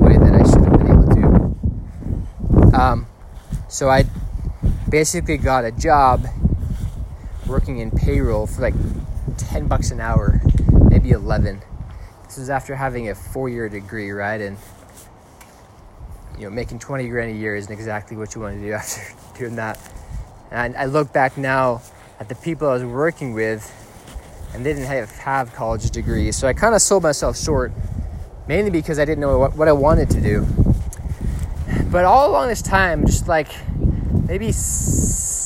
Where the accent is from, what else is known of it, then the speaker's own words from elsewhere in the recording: Hingham, Massachusetts, United States; I grew up in Hingham, Massachusetts, the youngest of eight